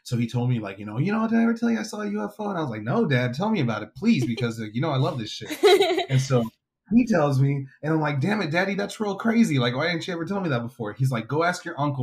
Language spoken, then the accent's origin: English; Weslaco, Texas, United States; my hometown of Weslaco, Texas